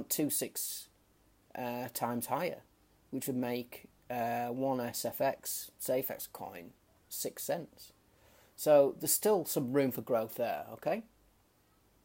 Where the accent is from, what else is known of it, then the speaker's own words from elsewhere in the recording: United Kingdom; moved away; based out of the UK, my home country